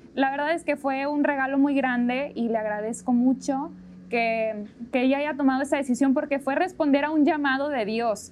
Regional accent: Monterrey, Nuevo León, Mexico; nací en Monterrey, ahí vivo todavía

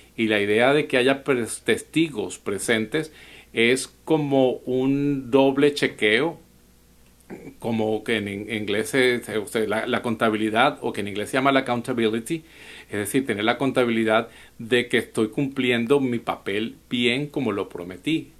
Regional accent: Venezuela; now in United States; un dicho venezolano de donde soy

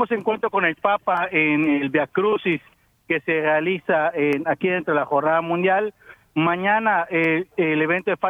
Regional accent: India; now in Seville, Spain; soy natural de India. Vengo de España, Sevilla.

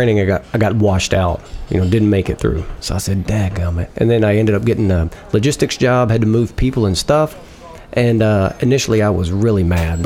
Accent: Arkansas, United States; accent: Southern; I grew up in the Protestant South here in Arkansas

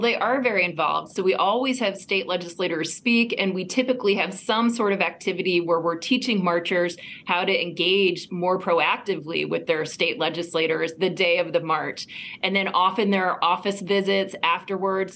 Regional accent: Virginia, United States; Virginia, my home state

